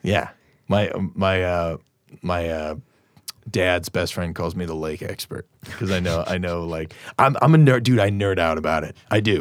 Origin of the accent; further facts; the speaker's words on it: Naperville, Illinois, United States; I'm from Naperville. You know how many people I went to high school